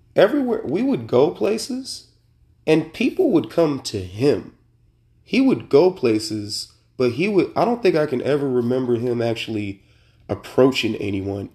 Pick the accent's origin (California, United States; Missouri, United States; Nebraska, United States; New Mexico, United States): California, United States; Sacramento; I was born and raised in Sacramento, Sacramento, California